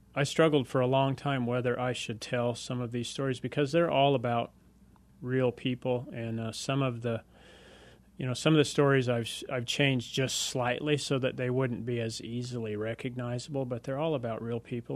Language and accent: English; United States; growing up in America, I'm as red-blooded as the next guy out there